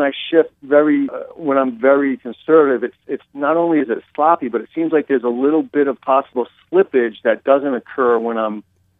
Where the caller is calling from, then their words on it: Fort Lauderdale, Florida, United States; Florida, Fort Lauderdale.